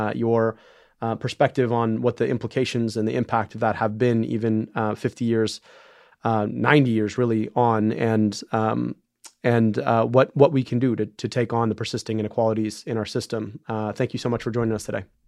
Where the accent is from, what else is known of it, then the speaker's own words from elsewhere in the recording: right outside Detroit, Michigan, United States; I grew up right outside Detroit